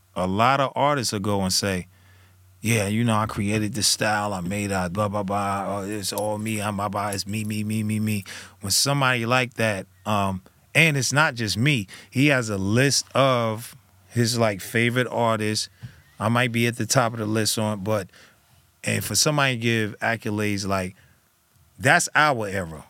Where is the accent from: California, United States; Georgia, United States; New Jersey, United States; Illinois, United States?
New Jersey, United States; I was from Jersey